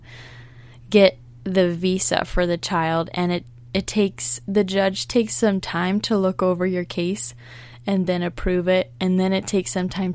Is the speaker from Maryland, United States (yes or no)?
yes; Baltimore, Maryland, United States; we're from Baltimore, Maryland